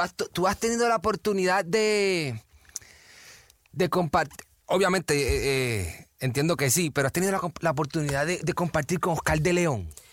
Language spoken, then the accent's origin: Spanish; Puerto Rico; yo soy boricua